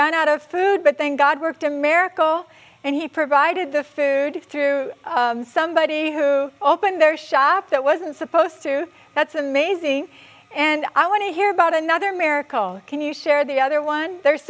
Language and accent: English; United States; I'm American, I work in Asia.